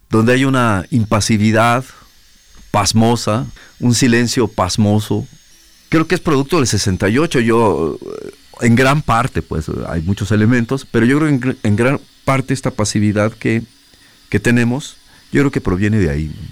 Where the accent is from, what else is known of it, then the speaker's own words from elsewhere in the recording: Guadalajara, Jalisco, Mexico; eh, soy músico, vengo de Guadalajara.